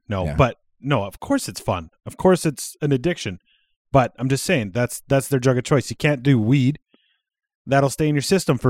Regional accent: Regina, Saskatchewan, Canada; I'm from Regina.

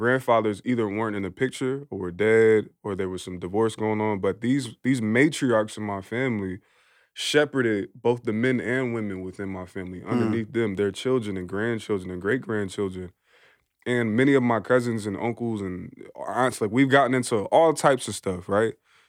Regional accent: Philadelphia, Pennsylvania, United States; now in Portland, United States; Well, both my parents are from Philly. I'm from Philly. My mom is Afro-Indigenous, and my dad is just a black dude from Philly.

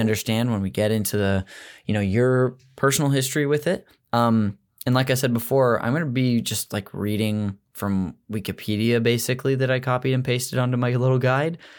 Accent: Modesto, California, United States; I'm from Modesto, which is a town up north in the Central Valley

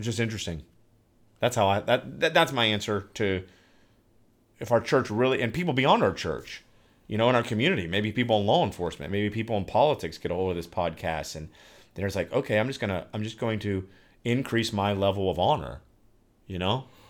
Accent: Newark, Ohio, United States; I am podcasting from the great state of Ohio and my hometown, the metropolis of Newark

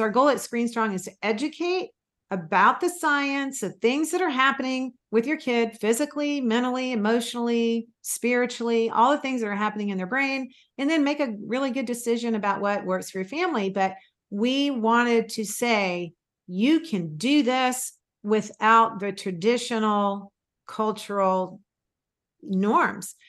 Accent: Florida, United States; also born or lived in Mississippi; I was born in Mississippi and actually grew up most of my school years in Florida

